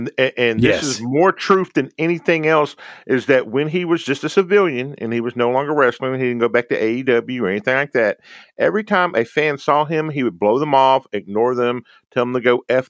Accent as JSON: {"language": "English", "town": "Houston", "region": "Texas", "country": "United States", "said": "and I'm an old person, so I'm going to an old trope, and I love the Yankees, even though I'm from Houston, Texas."}